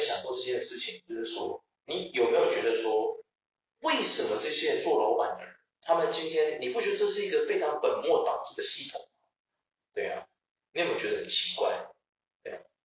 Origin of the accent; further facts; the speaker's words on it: Taiwan; 我们台湾人